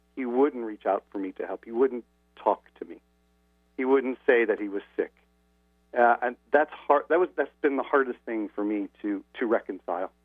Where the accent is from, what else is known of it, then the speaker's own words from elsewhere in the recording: Indianapolis, Indiana, United States; moved away; I haven't lived in my hometown Indianapolis for a long time now